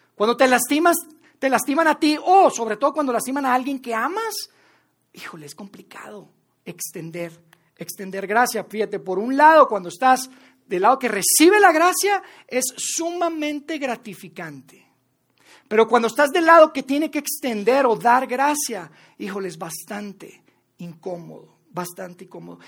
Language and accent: Spanish; Mexico; also born or lived in Mexico City; como mexicanos, como latinoamericanos